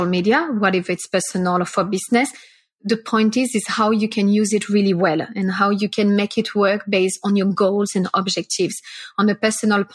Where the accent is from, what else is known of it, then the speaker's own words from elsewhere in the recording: France; also born or lived in Singapore; now in Melbourne, Australia; I'm from France